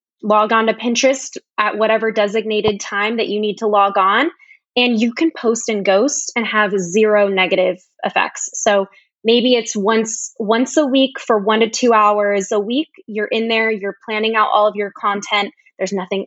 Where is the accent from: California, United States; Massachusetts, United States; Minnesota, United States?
California, United States; Sacramento; I'm from Sacramento, California.